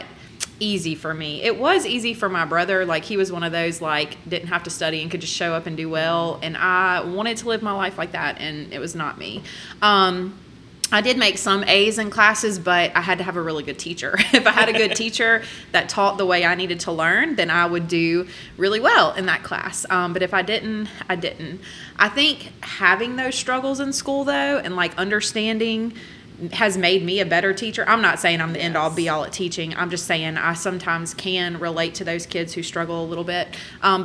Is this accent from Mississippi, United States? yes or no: yes; Hattiesburg, Mississippi, United States; I was born in Hattiesburg